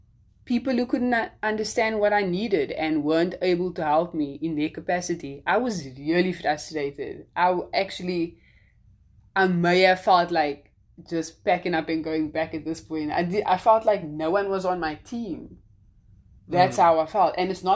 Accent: South Africa; now in United States

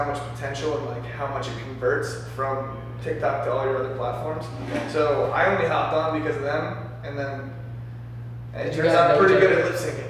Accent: Maryland, United States; now in Los Angeles, United States; I'm from Maryland.

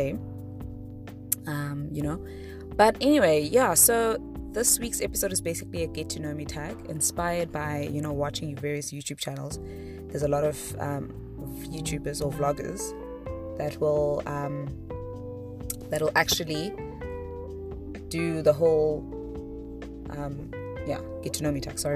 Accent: East London, Eastern Cape, South Africa; moved away; also born or lived in Mthatha / Butterworth; Eastern Cape is kind of where my childhood and where most of my family is

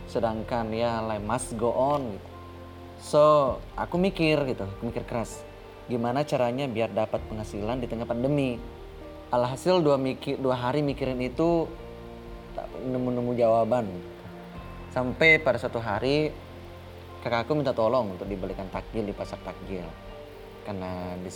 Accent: South Sulawesi, Indonesia; saya berasal dari Kabupaten Maru, salah satu kota kecil yang tak jauh dari kota Makassar.

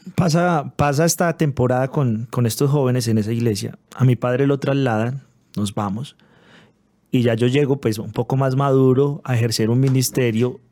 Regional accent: Manizales, Caldas, Colombia; also born or lived in Pereira; Nosotros que somos de Manizales

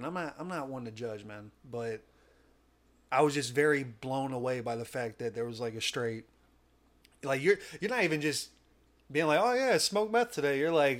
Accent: Missouri, United States; we come from Missouri

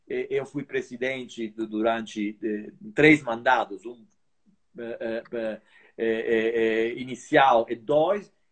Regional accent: Brazil; Além de eu ser meio brasileiro ou meio italiano, eu sou brasileiro, claro

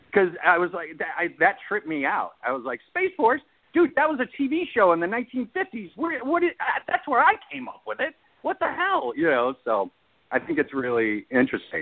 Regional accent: Chicago, Illinois, United States; moved away as an adult; also born or lived in Champaign, Illinois; I left when I was 18, but I was raised in the Chicagoland area

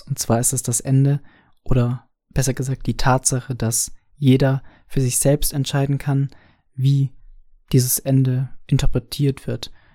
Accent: Franconia, Bavaria, Germany; ich als Franke

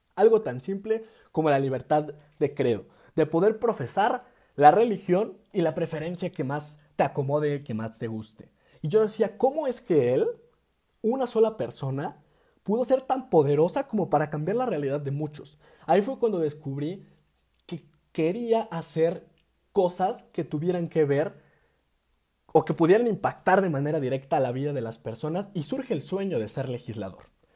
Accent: Mexico; nuestro país

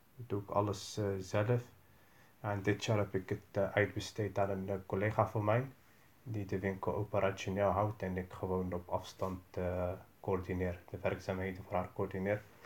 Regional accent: Rotterdam, South Holland, Netherlands; Ik kom uit Rotterdam.

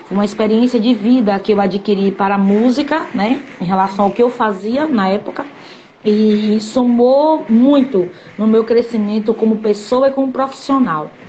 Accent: Candeias, Bahia, Brazil; also born or lived in Salvador; Que eu sou da cidade de Candeias. Eu só nasci em Salvador, mas me criei em Candeias.

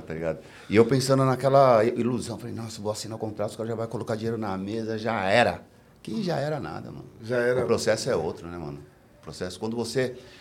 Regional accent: São Paulo, Brazil; o missionário, o lugar onde eu me criei

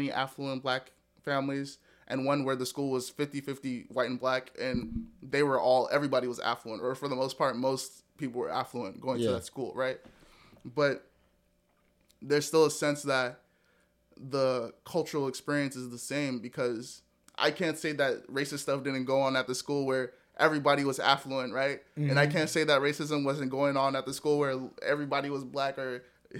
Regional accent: Nigeria; Like, I'm Nigerian.

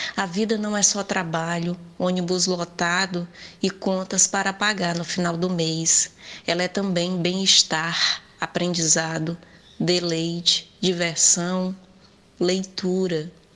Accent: Northeast Region, Brazil; como boa nordestina

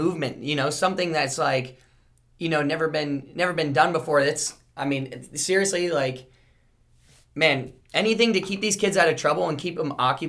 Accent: South Florida, United States; growing up in South Florida

